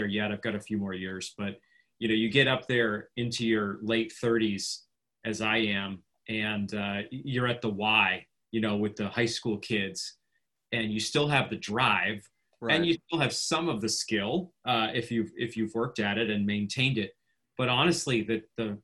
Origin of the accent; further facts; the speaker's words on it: Maine, United States; now in Kansas City, United States; I'm originally from Maine.